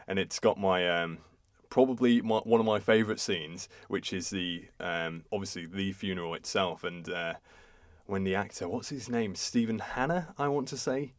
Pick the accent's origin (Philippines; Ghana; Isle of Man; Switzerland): Isle of Man; being English, British, Isle of Manish.